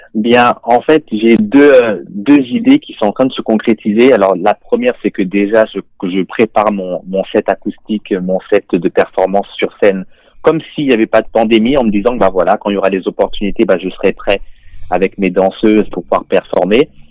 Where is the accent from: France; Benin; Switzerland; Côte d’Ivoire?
France; moved away as an adult; also born or lived in Montreal, Canada; now in Canada; j'ai des origines africaines, je suis né en France et maintenant je vis euh, au Canada